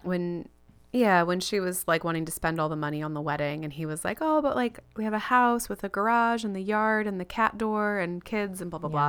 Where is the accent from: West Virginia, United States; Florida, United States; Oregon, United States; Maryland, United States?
Florida, United States; moved away; also born or lived in California / Chicago; When I was six, we moved from California to Florida.